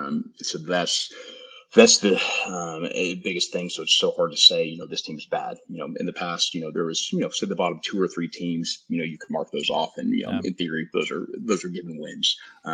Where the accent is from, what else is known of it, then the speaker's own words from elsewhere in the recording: Lubbock, Texas, United States; You know, born and raised in Lubbock, and you know, of any team that I hate to lose